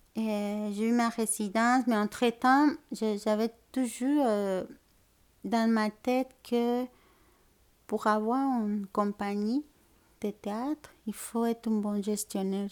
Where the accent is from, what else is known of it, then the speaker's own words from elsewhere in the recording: Mexico City, Mexico; French is a second language; moved away as an adult; also born or lived in Puebla, Mexico; now in Montreal, Canada; je viens de la ville du Mexique, à Mexico, en fait. Je suis née là-bas, puis aussi j'ai déménagé à la ville de Puebla